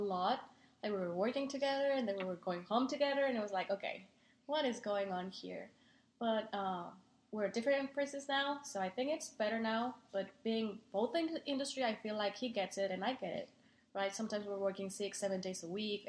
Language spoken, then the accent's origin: English; Mexico City, Mexico; accent: Mexican; English is a second language; moved away as an adult; also born or lived in Toluca, Mexico; now in Austin, United States; I was born in Mexico City. I moved away from Mexico City to a small town called Toluca, actually, and I went to college there.